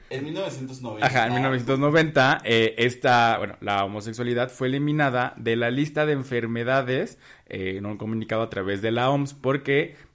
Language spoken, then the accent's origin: Spanish; Mexico; Yo soy mexicano, yo.